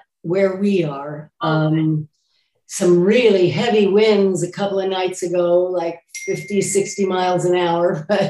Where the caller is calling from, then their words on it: Studio City, California, United States; I'm in the Los Angeles area, Studio City.